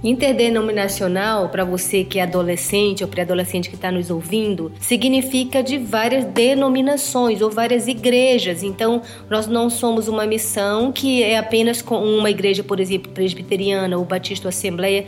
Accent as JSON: {"language": "Portuguese", "region": "Amazonas", "country": "Brazil", "moved": "yes", "lives_now": "South Africa", "said": "nós somos brasileiros do Amazonas"}